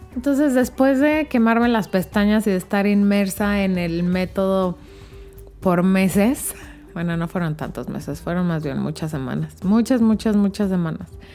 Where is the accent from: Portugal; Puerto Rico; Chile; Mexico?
Mexico; como decimos en México